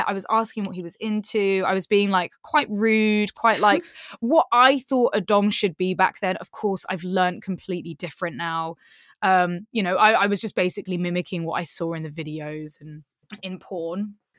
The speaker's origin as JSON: {"language": "English", "town": "Kingston upon Thames", "region": "London", "country": "United Kingdom", "tie": "born or raised there", "said": "This is in my hometown in Kingston in southwest London."}